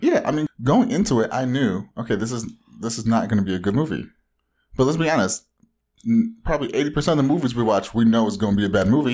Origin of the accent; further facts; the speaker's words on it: Orange County, Southern California, United States; from the widest part of Southern California